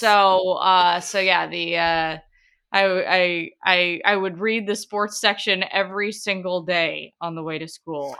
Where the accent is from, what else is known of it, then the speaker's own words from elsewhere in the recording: Portland, Oregon, United States; born and raised in Portland, Oregon for all eighteen years of my life